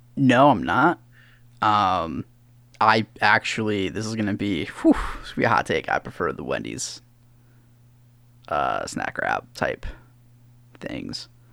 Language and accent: English; Doylestown, Pennsylvania, United States; now in Columbus, United States; I was born in Columbus and moved back to Columbus, but Philly is my home